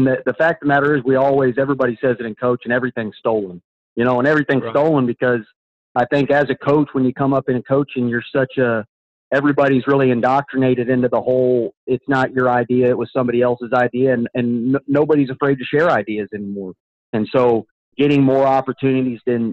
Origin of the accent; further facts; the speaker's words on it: Arlington, Texas, United States; also born or lived in California / Illinois; I grew up in Texas. Originally I'm from Arlington, Texas